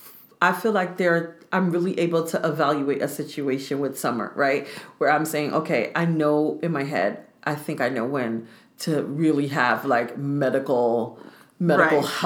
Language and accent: English; New York City, New York, United States; we live in buildings growing up in Brooklyn